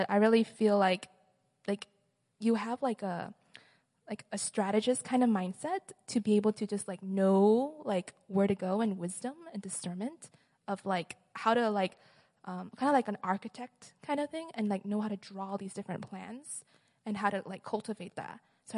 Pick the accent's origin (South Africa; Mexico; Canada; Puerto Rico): Mexico; I'm originally from Mexico. I'm a second year student as well.